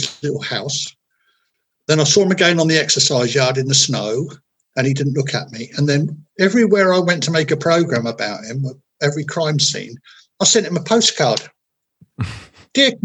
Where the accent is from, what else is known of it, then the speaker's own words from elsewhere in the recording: Portsmouth, South East England, United Kingdom; I come from Portsmouth.